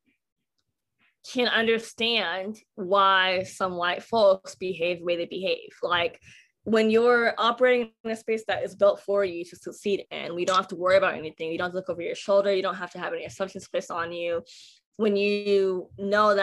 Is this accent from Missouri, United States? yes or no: no; Pullman, Washington, United States; moved away as an adult; now in Texas, United States; I grew up in Pullman, Washington